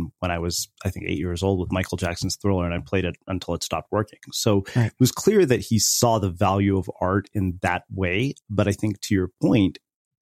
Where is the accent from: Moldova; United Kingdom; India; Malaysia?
India; growing up in the Indian culture